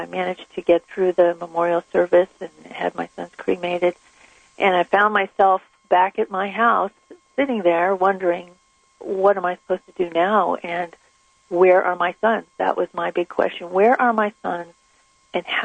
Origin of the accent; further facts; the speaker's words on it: Southern California, United States; I grew up in Southern California